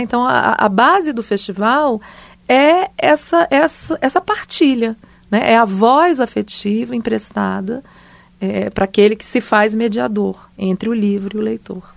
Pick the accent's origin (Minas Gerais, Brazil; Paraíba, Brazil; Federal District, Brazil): Federal District, Brazil; Brasília; eu cresci minha adolescência é, aqui em Brasília